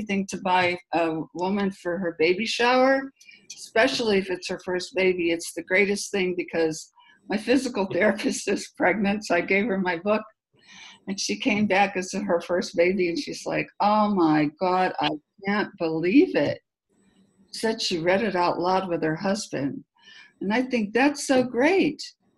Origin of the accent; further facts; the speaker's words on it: Pittsburgh, Pennsylvania, United States; moved away; I'm originally from Pittsburgh